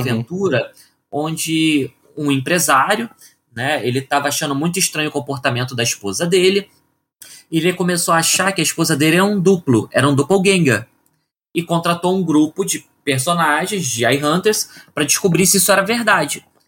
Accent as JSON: {"language": "Portuguese", "region": "Rio de Janeiro", "country": "Brazil", "moved": "yes", "lives_now": "São Paulo, Brazil", "said": "eu sou do Rio de Janeiro e moro em São Paulo."}